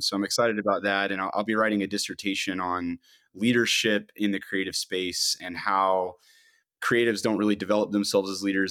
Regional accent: Georgia, United States; I'm I'm originally from Georgia

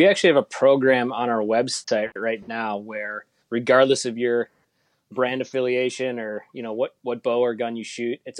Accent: Fox Cities, Wisconsin, United States; also born or lived in La Crosse, Wisconsin; So I grew up in Wisconsin, kind of I grew up in the Fox City, so just a little bit south of Green Bay, and then spent 6 years in undergrad and grad school on the western part of the state. Went to UW La Crosse

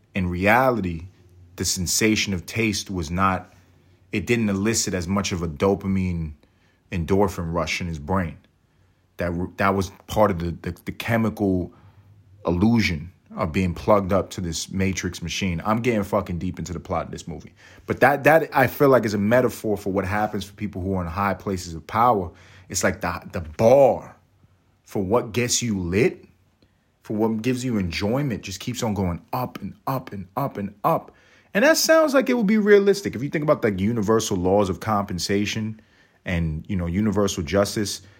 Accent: New York, United States; I grew up in New York

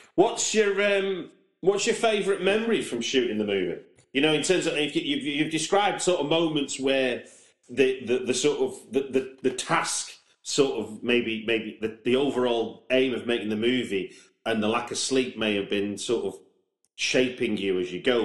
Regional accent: Manchester, North West England, United Kingdom; moved away; I'm from Manchester I, originally

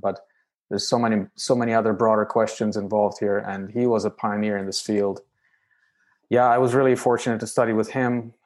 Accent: Romania; moved away as an adult; also born or lived in United Kingdom; now in United States; I hail from Romania, uh, which is a country in Eastern Europe

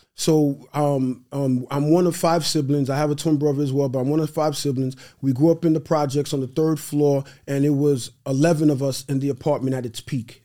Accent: New York City, New York, United States; first language Haitian Creole; English is a second language; also born or lived in Brooklyn, New York / Haiti; now in Long Island, United States; born in Brooklyn, raised in Queens, live in Long Island.

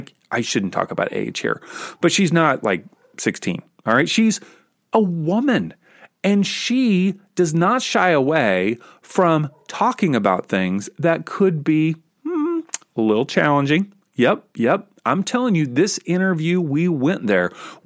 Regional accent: Kentucky, United States; I grew up in Kentucky.

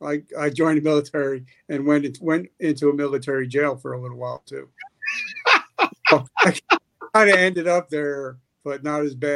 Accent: New Jersey, United States; I grew up in New Jersey.

